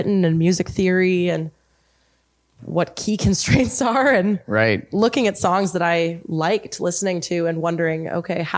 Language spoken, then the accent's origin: English; Lower Mainland, British Columbia, Canada; also born or lived in Kamloops; I grew up in the Lower Mainland, but I grew up in a country family, a farming family.